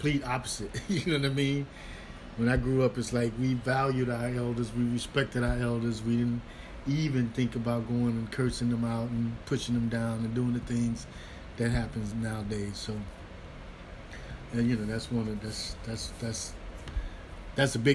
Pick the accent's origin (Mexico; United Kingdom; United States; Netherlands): United States; St. Louis, Missouri; I played with several different professional bands in St. Louis. I was born in St. Louis